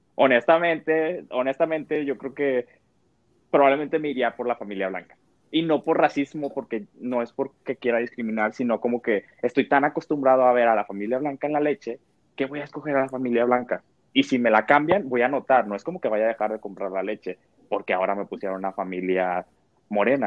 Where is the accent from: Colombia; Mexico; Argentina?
Mexico; como cultura mexicana